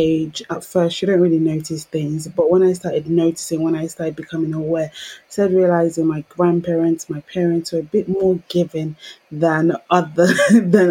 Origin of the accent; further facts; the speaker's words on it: London, United Kingdom; Growing up in Peckham, Southeast London